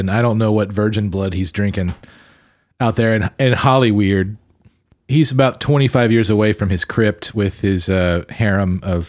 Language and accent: English; Arkansas, United States; Hey, I'm from Arkansas